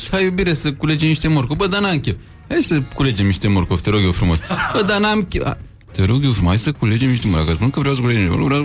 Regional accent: Romania; Ca români, eu zic că ne-am descurcat.

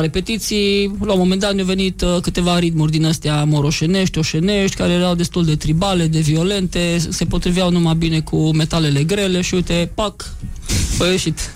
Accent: Maramureș County, Romania; suntem maramureșeni. Din Sein, din Baia Mare

